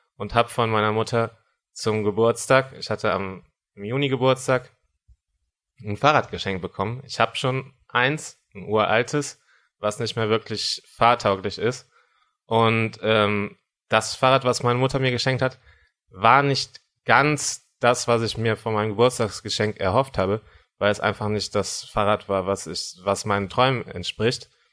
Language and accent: German; Cologne, North Rhine-Westphalia, Germany; ich komme aus Köln